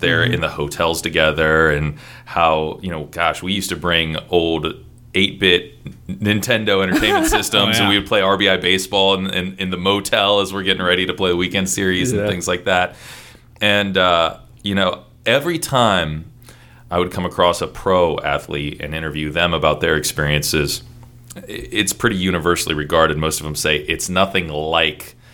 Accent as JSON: {"language": "English", "town": "Columbus", "region": "Ohio", "country": "United States", "tie": "born or raised there", "also_born_or_lived": "Toledo, Ohio", "moved": "yes", "lives_now": "Seattle, United States", "said": "My family moved to Columbus when I was two"}